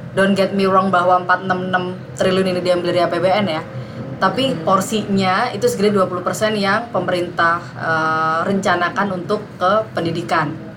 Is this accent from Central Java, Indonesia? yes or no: no; Jakarta, Indonesia; kita orang Jakarta